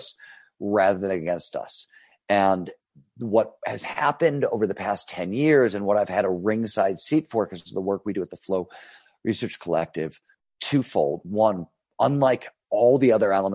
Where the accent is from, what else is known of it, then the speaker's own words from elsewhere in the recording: Cleveland, Ohio, United States; When I was growing up in Cleveland, Ohio in the 70s, it was a steel town